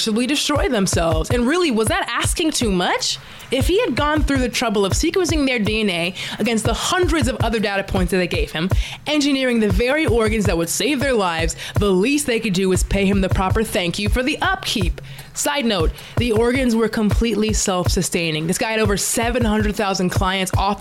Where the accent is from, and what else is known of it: Dallas, Texas, United States; born or raised there; now in Los Angeles, United States